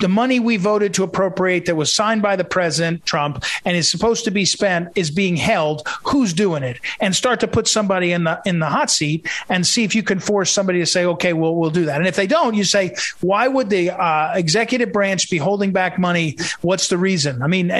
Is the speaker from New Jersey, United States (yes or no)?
yes; New Jersey, United States; But I'm from New Jersey